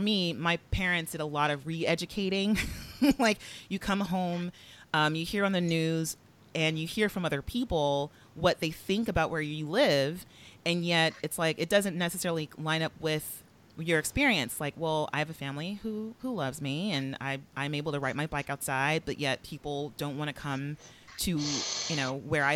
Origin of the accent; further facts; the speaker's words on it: Los Angeles, California, United States; I grew up in Southwest Los Angeles